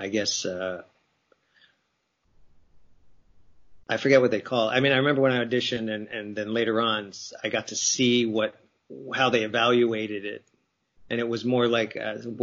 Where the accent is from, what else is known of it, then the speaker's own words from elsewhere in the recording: New Jersey, United States; moved away as an adult; growing up in New Jersey, or on the East Coast